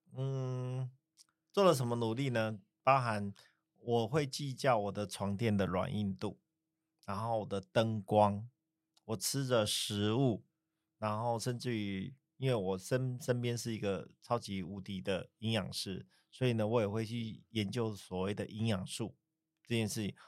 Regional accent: southern Taiwan, Taiwan; moved away; 以前小时候在南部长大嘛

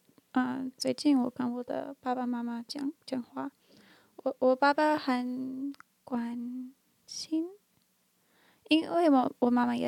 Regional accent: Canada; born there; 嗯，我我没有特别的一的原因，就在加拿大，就是我在那里出生，所以我我我不太爱加拿大

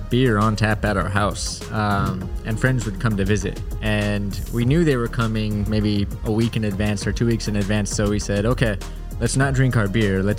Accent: Portland, Oregon, United States; moved away; I'm from Portland, Oregon, uh, the same place that Devin grew up.

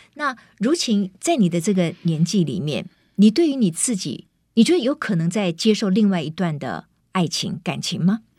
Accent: Kaohsiung, Taiwan; moved away; 我回高雄看我的妈妈

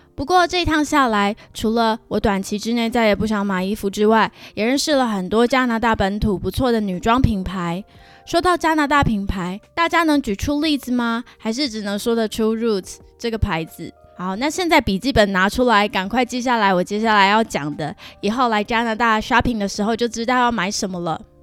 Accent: Pingtung County, Taiwan; moved away as an adult; also born or lived in Hsinchu, Taiwan; now in Vancouver, Canada; 搬来加拿大前，我要从租屋处新竹搬回老家屏东

